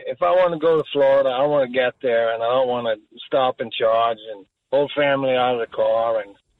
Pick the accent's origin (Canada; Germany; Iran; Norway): Norway; now in Freehold, United States; I come from Norway, and I lived here for quite a while.